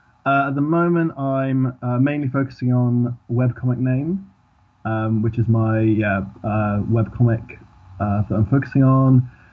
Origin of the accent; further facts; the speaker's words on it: Swansea, Wales, United Kingdom; now in London, United Kingdom; So, I currently live in London in the UK. When I grew up in Swansea in South Wales. Swansea is, I don't have a Welsh accent. Apart from that, I'm like fully Welsh, but no one ever assumes that because...